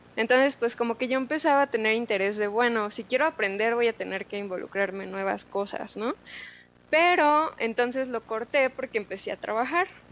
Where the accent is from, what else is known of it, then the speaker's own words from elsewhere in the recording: Mexico City, Mexico; moved away as an adult; also born or lived in Guadalajara; crecí con mis abuelos, soy de Ciudad de México.